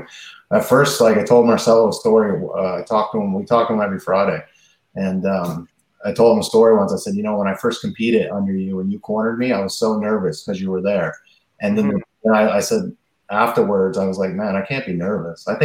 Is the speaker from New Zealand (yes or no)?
no; the Maritimes, Canada; my hometown